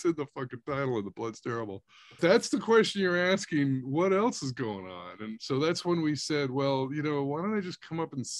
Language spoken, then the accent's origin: English; Canada; moved away; I'm Canadian.